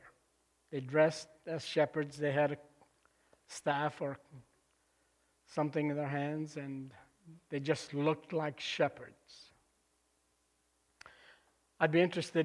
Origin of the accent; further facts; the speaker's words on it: Lebanon; moved away; I was back in my home country in Lebanon in 1999, visiting family there. And I asked my cousin to drive me up to the convent where I grew up